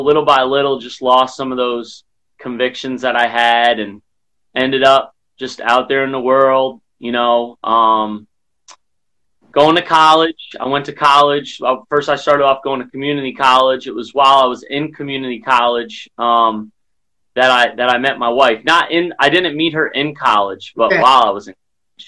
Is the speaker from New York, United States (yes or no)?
yes; Albany, New York, United States; also born or lived in Colonie, New York; now in Charlotte, United States; born and raised in Albany, New York